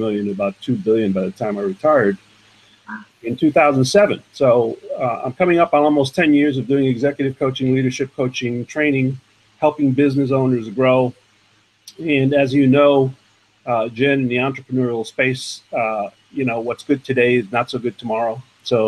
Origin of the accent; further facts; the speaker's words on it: New York City, New York, United States; I grew up in the borough of Manhattan, New York, on what is called the Lower East Side today